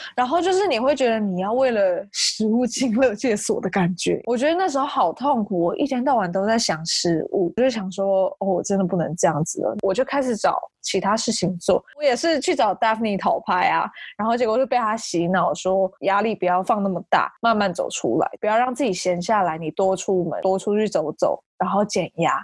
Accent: Taichung, Taiwan; moved away as an adult; also born or lived in Seattle, United States; 我是台中人，大学之后去美国西雅图念书，目前搬回台湾工作了

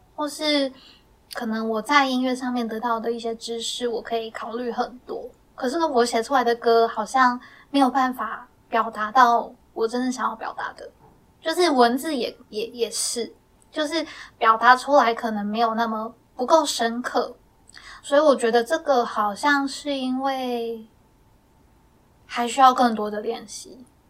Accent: Miaoli County, Taiwan; accent: Sixian Hakka; 因为我自己是客家人，我是对苗栗的客家人，然后我的客家话就是可能一般的生活用语还可以

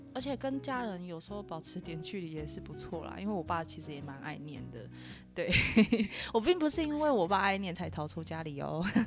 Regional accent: Lukang, Changhua County, Taiwan; 我老家在鹿港

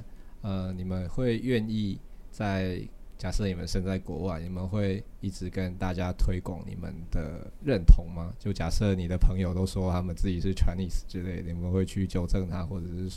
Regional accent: Taiwan; 或者说我作为一个台湾人，我我向外国人去表达，我希望台湾是一个呃未来会是一个独立的国家这样子

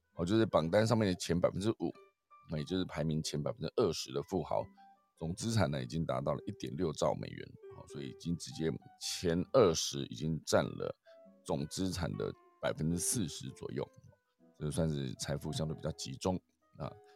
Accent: Taiwan; 我们台湾人

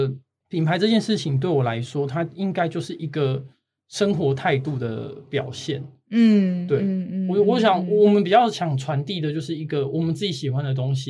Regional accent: Chiayi, Chiayi County, Taiwan; also born or lived in Australia; 在小时候在嘉义的生活

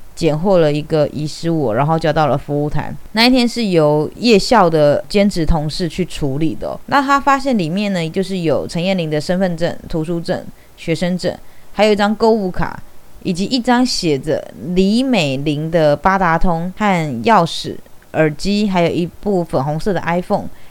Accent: Taiwan; 虽然我是一名台湾人

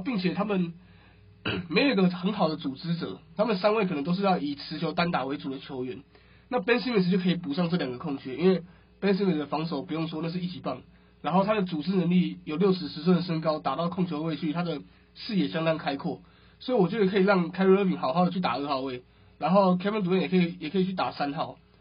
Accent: Taiwan; 我们台湾人

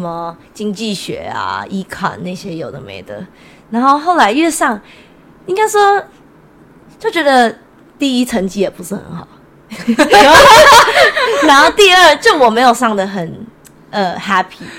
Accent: Taichung, Taiwan; now in Seattle, United States; 我来自台中，台湾

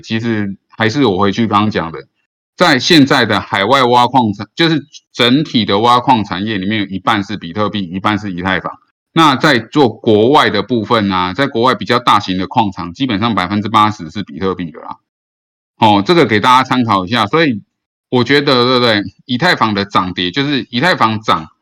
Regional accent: Taiwan; 我身为一个台湾人

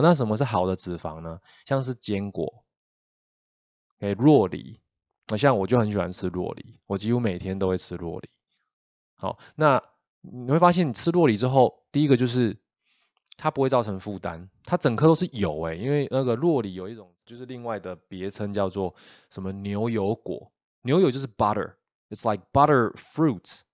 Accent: Taiwan; 我们台湾人

